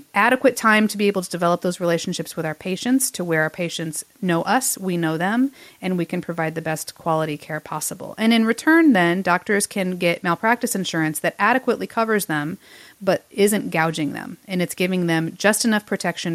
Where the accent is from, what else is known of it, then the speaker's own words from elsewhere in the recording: Fort Wayne, Indiana, United States; my hometown of Fort Wayne, Indiana